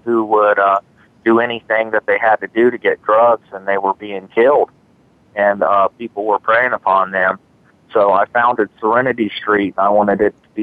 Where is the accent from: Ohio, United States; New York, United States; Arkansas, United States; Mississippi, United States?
Ohio, United States; Marion; I was born in Marion, Ohio, in a very low-income neighborhood, very impoverished